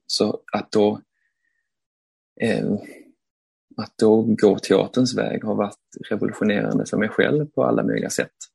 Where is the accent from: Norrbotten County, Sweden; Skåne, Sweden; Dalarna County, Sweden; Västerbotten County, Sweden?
Skåne, Sweden; Malmö; Jag är jag är från Malmö och eh, växte upp i eh, Malmö